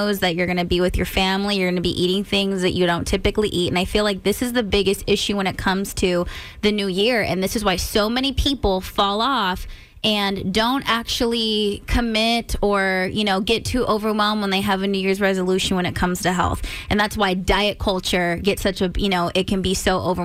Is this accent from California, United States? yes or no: yes; California, United States; now in Maryland, United States; I'm from California